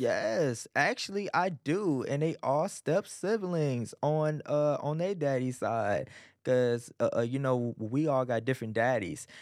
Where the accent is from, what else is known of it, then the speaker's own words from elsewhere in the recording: Arlington, Texas, United States; also born or lived in Beaumont, Texas / Irving, Texas; I got raised in Arlington, you know, and part of Irving